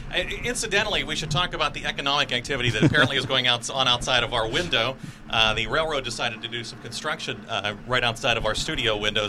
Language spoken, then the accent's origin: English; Mon Valley, Pennsylvania, United States; also born or lived in Liberty Borough; I was born and raised in the Mon Valley myself